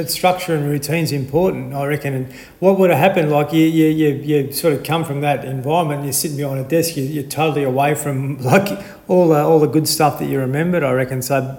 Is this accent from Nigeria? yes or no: no; Nhill, Victoria, Australia; you and I are from the same neck of the woods.